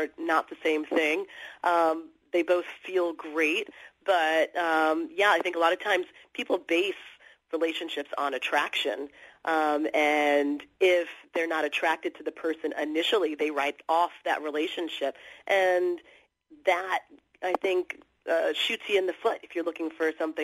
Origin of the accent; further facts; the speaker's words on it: Los Angeles, California, United States; now in New York City, United States; I grew up in Los Angeles, and I live in New York City